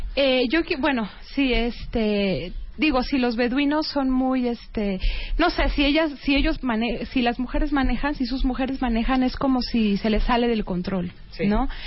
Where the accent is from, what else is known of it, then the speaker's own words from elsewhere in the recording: Mexico; soy una mexicana